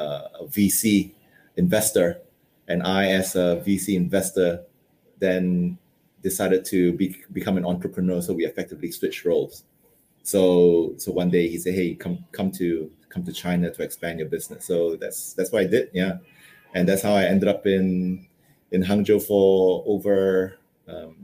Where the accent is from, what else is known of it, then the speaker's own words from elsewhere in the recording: United Kingdom; moved away as an adult; also born or lived in Malaysia / London / Hong Kong; I spent most of my educational years in the UK, about 10 years there